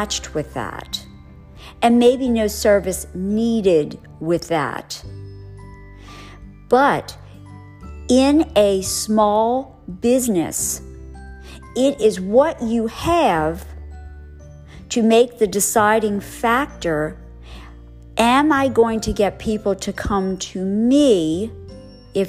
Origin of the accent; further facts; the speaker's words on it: New Orleans, Louisiana, United States; I'm from New Orleans. I live in the suburbs of New Orleans.